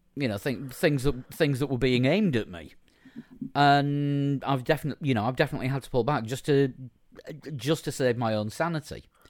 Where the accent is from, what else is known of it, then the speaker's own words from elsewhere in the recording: Yorkshire and the Humber, United Kingdom; I'm a Yorkshireman.